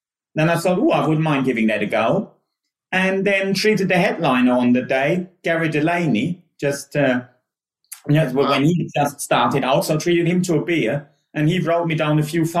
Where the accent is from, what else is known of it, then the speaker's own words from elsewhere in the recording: Germany; English is a second language; moved away as an adult; now in United Kingdom; I always worked in sports back home, and the company I was working for back home was about to go under